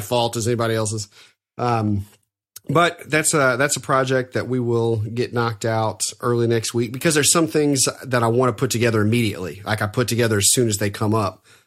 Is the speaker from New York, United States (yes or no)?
no; Evansville, Indiana, United States; my hometown in Evansville